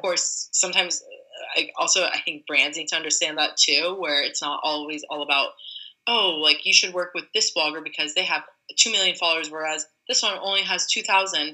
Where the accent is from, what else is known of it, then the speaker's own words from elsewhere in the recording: LA Orange County area, Southern California, United States; also born or lived in New York; now in San Francisco, United States; I'm originally from Southern California, LA Orange County area